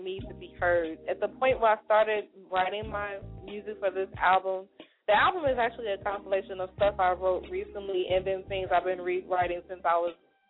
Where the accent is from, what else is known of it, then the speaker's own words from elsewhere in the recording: Chicago, Illinois, United States; now in Milwaukee, United States; I was born in Chicago. And all of my family is still there